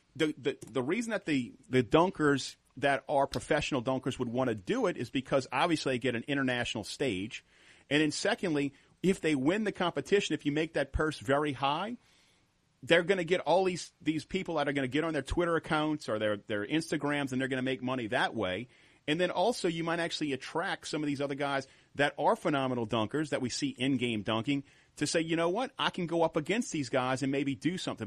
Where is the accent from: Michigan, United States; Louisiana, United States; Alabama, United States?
Louisiana, United States; New Orleans; we're family. and We're all from New Orleans